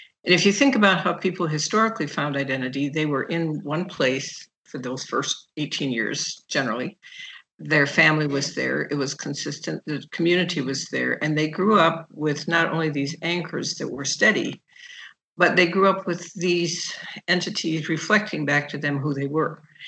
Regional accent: Nigeria; now in Chicago, United States; And so when I grew up in Nigeria, soccer was our game. And I did all kinds of things socially that were not doable when I got back to Chicago.

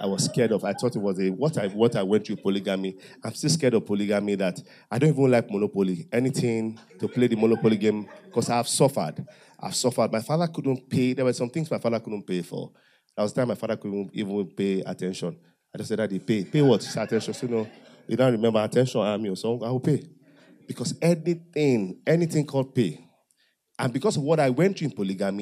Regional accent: Delta Igbo side / Ondo, Nigeria; I'm an half-caste. I'm partly Ondo, partly Delta. I speak Yoruba very well. I speak Igbo very well

